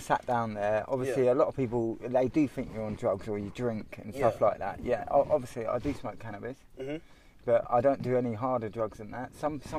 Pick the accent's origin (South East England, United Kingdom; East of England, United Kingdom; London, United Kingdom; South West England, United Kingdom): South East England, United Kingdom; High Wycombe; you know, I'm from Castlefield originally, so that's why I stay around here. You know, even growing up, like, I've not really had a lot of things. You know, Castlefield was quite a rough area, really, growing up.